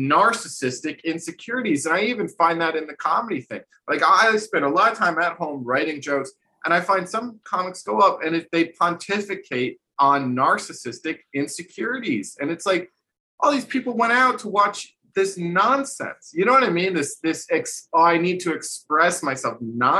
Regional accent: New Jersey, United States; growing up in New Jersey

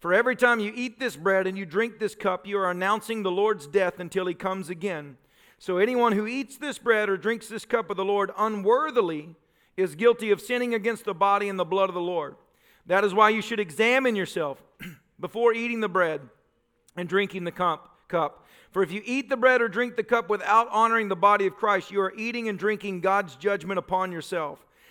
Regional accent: Tennessee, United States; moved away; I'm from Tennessee

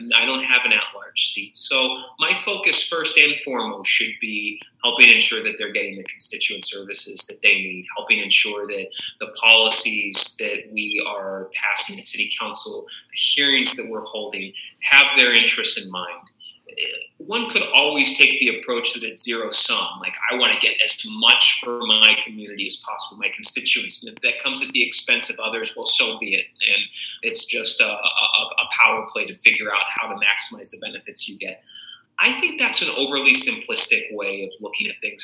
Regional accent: Tucson, Arizona, United States; moved away as an adult; also born or lived in Chicago area; now in Chicago, United States; I was born and raised in Tucson, Arizona, the southern part of that state

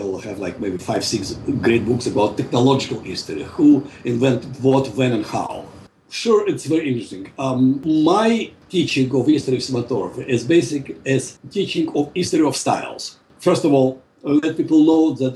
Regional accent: Russia; moved away as an adult; also born or lived in Moscow; now in Los Angeles, United States; I was expelled from Soviet Union. I'm a political refugee

